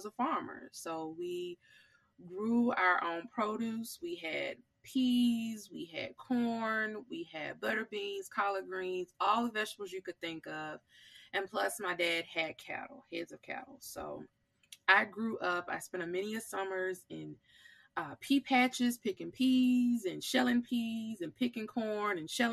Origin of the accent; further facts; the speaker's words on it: Sallis, Mississippi, United States; I was born and raised here in Mississippi. I am from a very small town called Salis, Mississippi